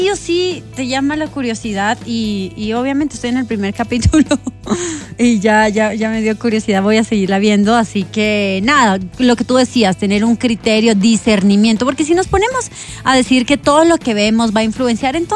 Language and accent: Spanish; Colombia; como colombianos